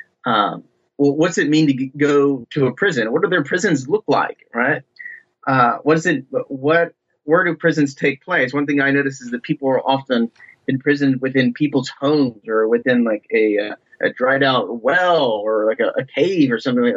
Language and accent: English; Ohio, United States; moved away; I'm originally from Ohio, from just basically the backwoods and farm country in Ohio